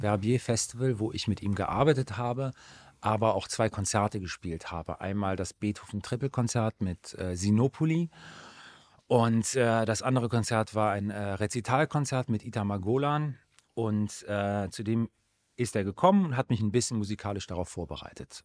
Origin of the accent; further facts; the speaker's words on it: Aachen, North Rhine-Westphalia, Germany; in Aachen, äh, in meiner Heimatstadt